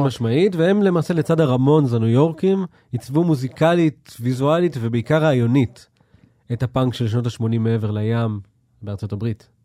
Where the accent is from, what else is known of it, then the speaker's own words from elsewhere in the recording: Israel; מה, מאיפה אתה בישראל? ואני כאילו, אמ, מתל אביב